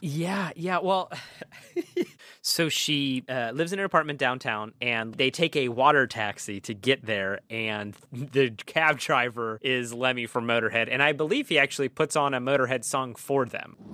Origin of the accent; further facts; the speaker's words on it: Pennsylvania, United States; We're from Pennsylvania